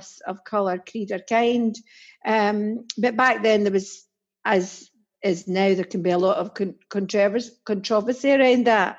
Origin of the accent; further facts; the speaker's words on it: Dreghorn, Scotland, United Kingdom; accent: Scots; moved away as an adult; also born or lived in Glasgow; now in England; I'm Glaswegian, born in central Glasgow. Was in the overspill, if MD knows that, from Glasgow and Ayrshire. and moved to Ayrshire and ended up in a place called Dreghorn, which is a tiny wee village